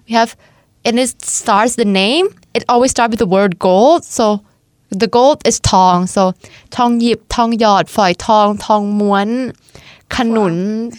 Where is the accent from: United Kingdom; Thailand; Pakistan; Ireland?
Thailand; Chanthaburi; moved away as an adult; now in Hungary; I'm from Tantaburi, which is the east, the east of Thailand